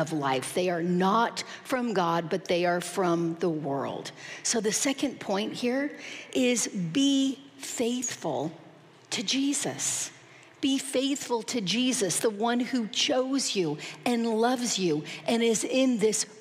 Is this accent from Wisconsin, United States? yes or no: no; Southern California, United States; I'm from Southern California. My origin is here